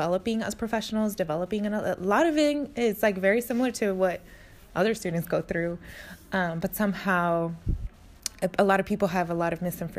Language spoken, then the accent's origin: English; Mexico; now in United States; particularly because I came here from Mexico, and like Mexico and U.S. relations